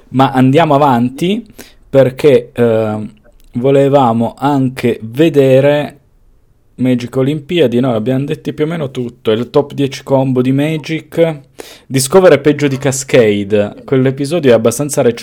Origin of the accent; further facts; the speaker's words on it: Piedmont, Italy; e sono quindi piemontese, non ti sì. nasconde.